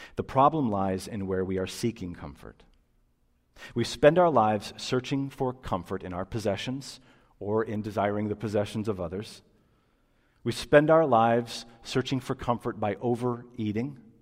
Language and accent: English; United States